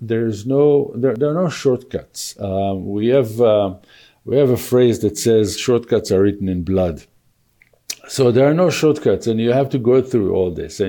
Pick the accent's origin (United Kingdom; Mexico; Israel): Israel; moved away as an adult; also born or lived in Tel Aviv; now in Calgary, Canada; I was born and raised in Israel and lived there for 39 years